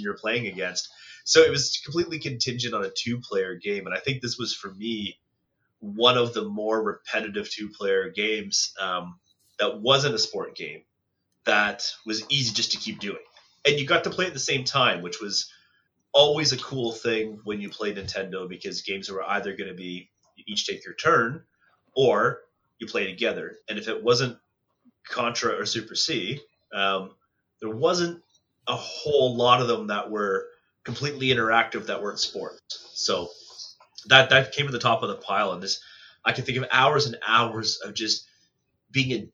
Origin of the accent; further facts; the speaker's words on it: Cobourg, Ontario, Canada; also born or lived in Baltimore, Ontario; when I grew up in Coburg